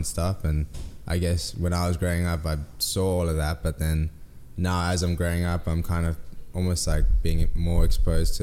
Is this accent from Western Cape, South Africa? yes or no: yes; Cape Town, Western Cape, South Africa; moved away; growing up in South Africa